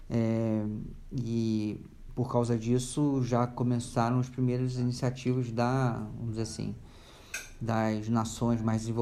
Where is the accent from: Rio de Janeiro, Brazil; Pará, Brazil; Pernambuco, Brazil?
Rio de Janeiro, Brazil; now in São Paulo, Brazil; além disso eu sou sou do Rio vocês podem notar pelo meu sotaque estou é, morando aqui há 10 anos em São Paulo